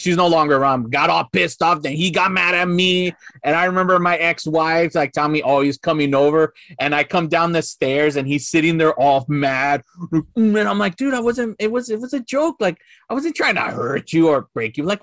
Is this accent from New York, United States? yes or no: no; Los Angeles, California, United States; growing up in East